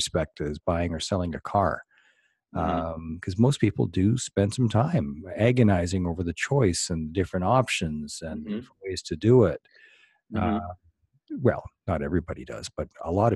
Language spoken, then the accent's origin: English; Canada; I'm from Canada